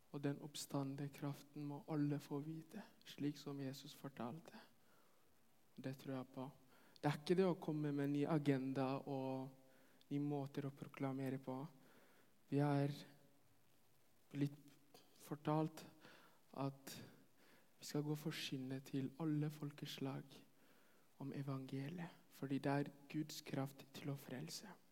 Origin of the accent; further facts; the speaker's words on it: Ethiopia; now in Norway; jeg kommer fra Etiopia.